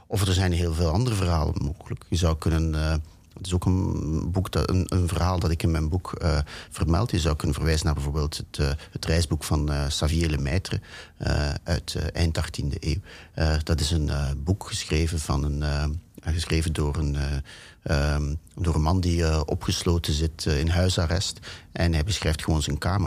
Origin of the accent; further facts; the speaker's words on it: Ghent, Flanders, Belgium; moved away; Ik ben opgegroeid in België